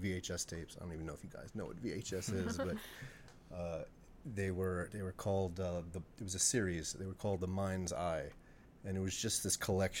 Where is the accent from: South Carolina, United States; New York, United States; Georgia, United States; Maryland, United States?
New York, United States; Long Island; I grew up on Long Island